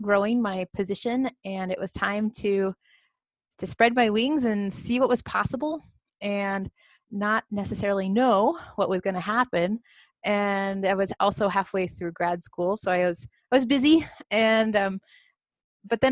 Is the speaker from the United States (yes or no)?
yes; Southwest Missouri, United States; moved away as an adult; also born or lived in Colorado; now in Carbondale, United States; I grew up in Missouri.